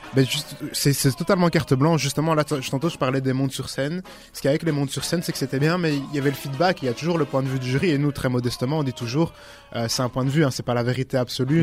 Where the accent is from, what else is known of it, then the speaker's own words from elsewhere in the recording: Brussels, Brussels-Capital Region, Belgium; je viens de Bruxelles, hein, ça bouge pas. bon, en vrai, j'habite un peu en dehors de Bruxelles, mais bon, toujours Bruxelles